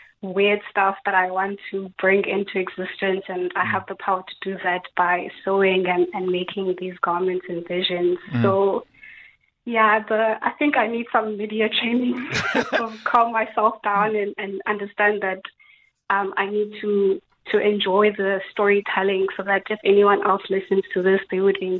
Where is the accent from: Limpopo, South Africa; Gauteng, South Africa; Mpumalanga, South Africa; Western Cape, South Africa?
Western Cape, South Africa; Cape Town; I'm 26 years old. I'm from Cape Town.